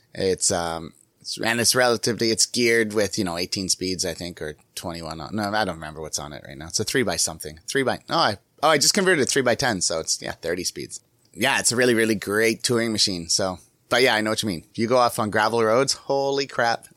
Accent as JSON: {"language": "English", "country": "Canada", "said": "I'm from Canada"}